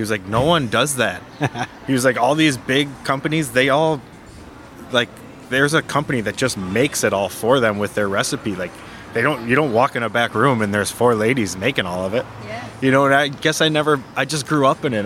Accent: Frankenmuth, Michigan, United States; also born or lived in Sault Ste. Marie, Ontario; I grew up in Frankenmuth

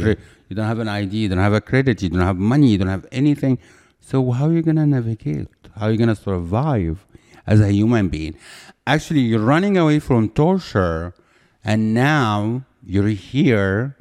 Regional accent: Cairo, Cairo Governorate, Egypt; moved away as an adult; now in United States; I'm from Egypt

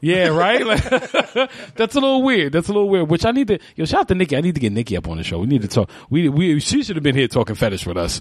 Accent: New York City, New York, United States; I grew up in Spanish Harlem

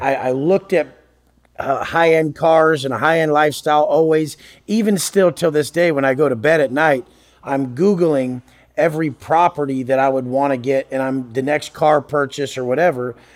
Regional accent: Oceanside, California, United States; I grew up in Oceanside, Oceanside, California. It's a part of San Diego

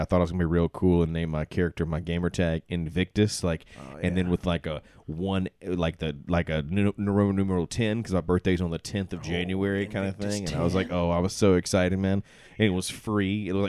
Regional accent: Alabama, United States; I'm from Alabama

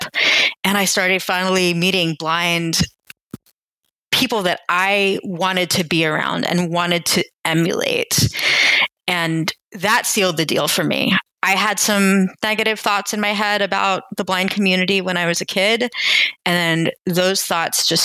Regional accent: Virginia, United States; now in New York, United States; visiting from Virginia, again, around the age of 10 or 11.

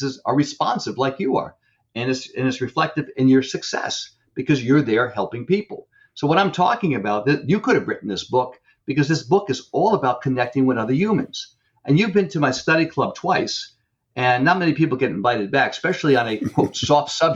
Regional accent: Northeast, United States; I'm from the Northeast

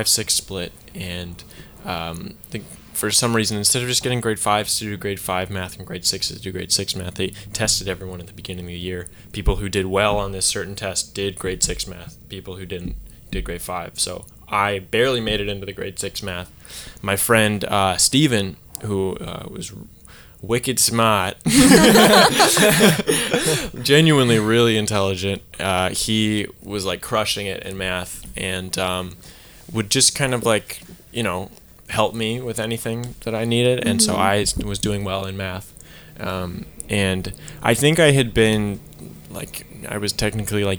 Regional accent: Burnaby, British Columbia, Canada; also born or lived in Port Moody; I moved from Burnaby to Port Moody, and I had to do grade 8 math again

